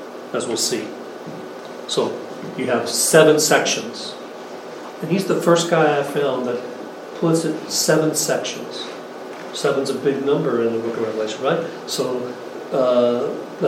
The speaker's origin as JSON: {"language": "English", "town": "Philadelphia", "region": "Pennsylvania", "country": "United States", "said": "I come from the Philadelphia area"}